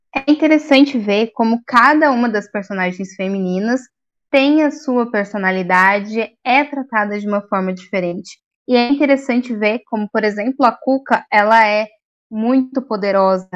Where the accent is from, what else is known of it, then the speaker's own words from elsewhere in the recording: Taubaté, São Paulo, Brazil; eu sou de Taubaté